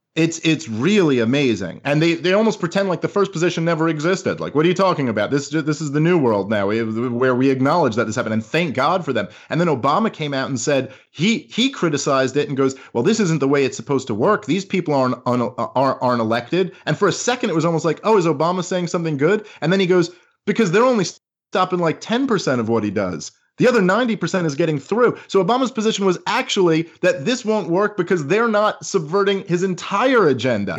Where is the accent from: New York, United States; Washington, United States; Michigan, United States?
New York, United States; I am a New Yorker